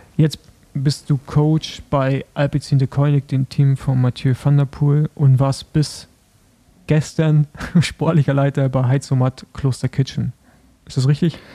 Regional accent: Germany; als Deutsche

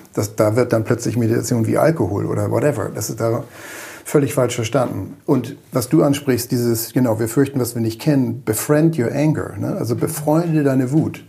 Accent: Germany; als Deutsche

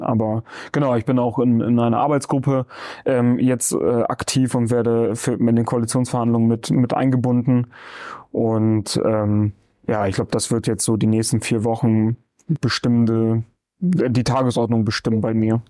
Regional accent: Bremen, Germany; ich bin hier im Gröbling im Diako geboren. Ja. Ja, bin seitdem nicht rausgekommen

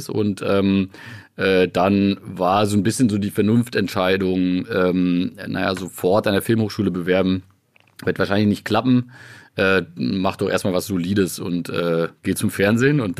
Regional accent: Biberach an der Riss, Baden-Württemberg, Germany; freut mich natürlich auch sehr, dass du direkt erstmal mit meiner Heimat anfängst. Äh, dazu muss man tatsächlich wissen, dass wir äh, äh, in Biberach an der Riss ja ein großes Pharmaunternehmen haben

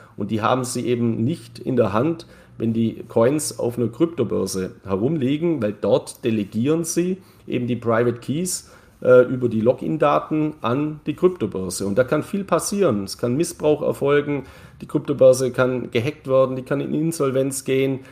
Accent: Neu-Ulm, Bavaria, Germany; ich komme aus Neu-Ulm

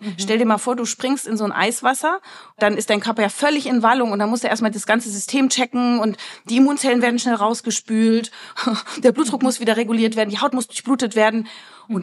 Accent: Berlin, Germany; ich komme aus Berlin

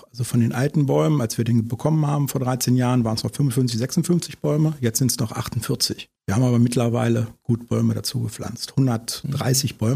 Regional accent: Harz, Germany; Ich komme ja aus dem Harz und nicht aus der Eifel.

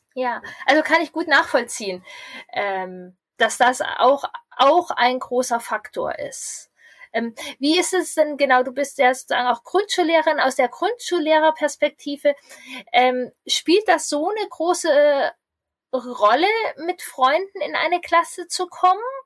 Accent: Lower Saxony, Germany; Bei uns in Niedersachsen

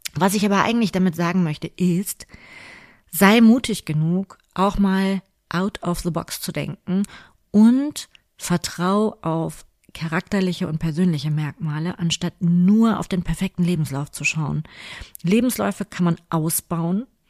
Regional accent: Cologne, North Rhine-Westphalia, Germany; hier bei uns in Köln, direkt am Rheinufer

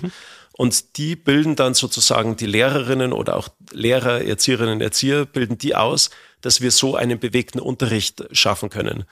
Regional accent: Germany; bei uns in Deutschland

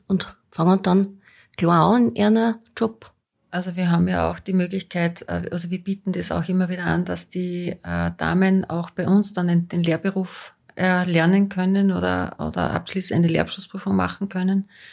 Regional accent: Austria; bei uns in Österreich

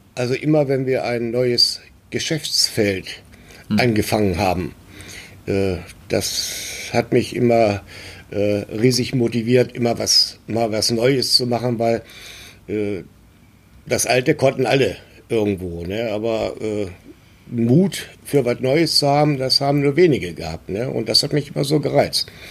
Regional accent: a small village near Göttingen, Lower Saxony, Germany; moved away as an adult; now in Hamburg, Germany; 1954 äh, in Göttingen und bin in einem kleinen Dorf in der Nähe von Göttingen aufgewachsen

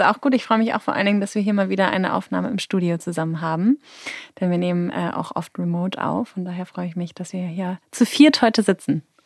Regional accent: Hamburg, Germany; ich bin auch in Hamburg groß geworden

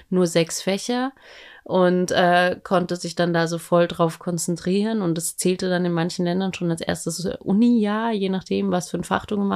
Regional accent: Austria; now in Berlin, Germany; ich bin ja in Österreich

